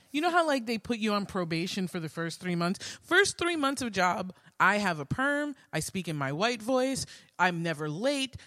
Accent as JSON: {"language": "English", "town": "New York City", "region": "New York", "country": "United States", "tie": "born or raised there", "said": "growing up in Queens"}